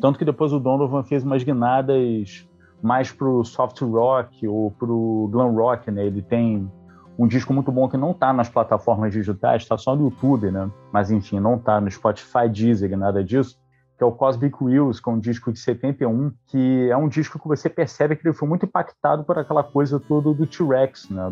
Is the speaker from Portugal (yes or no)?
no; Niterói, Rio de Janeiro, Brazil; sou aqui de Niterói, Rio de Janeiro